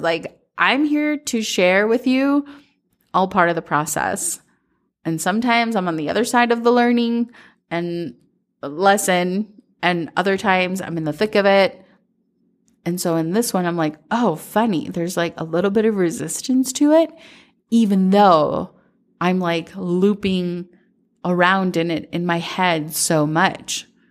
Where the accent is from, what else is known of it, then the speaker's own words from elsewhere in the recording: Minnesota, United States; growing up in Minnesota